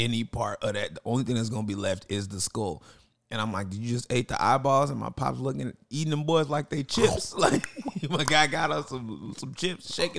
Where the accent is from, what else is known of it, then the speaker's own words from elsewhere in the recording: United States; I'm American born, but my family's Nigerian.